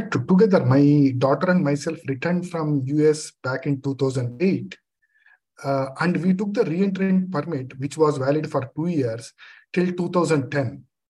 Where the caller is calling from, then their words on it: India; also born or lived in United States; calling from India.